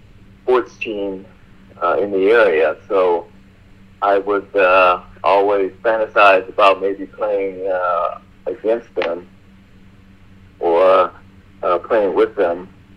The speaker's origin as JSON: {"language": "English", "town": "Springfield", "region": "Illinois", "country": "United States", "tie": "born or raised there", "said": "I grew up in Springfield, Illinois, which is about 100 miles from St. Louis."}